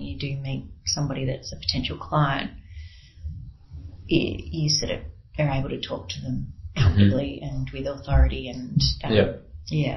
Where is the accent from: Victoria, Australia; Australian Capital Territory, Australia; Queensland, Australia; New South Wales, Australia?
Victoria, Australia; Melbourne; moved away; I'm originally from Melbourne